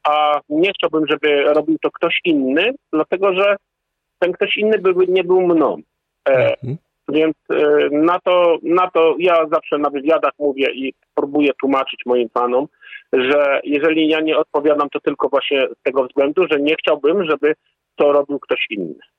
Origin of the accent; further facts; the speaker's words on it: Poland